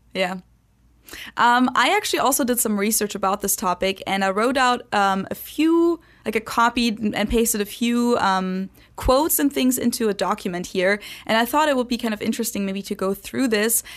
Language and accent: English; Germany; first language German; English is a second language; now in United States; I'm just one German out of many Germans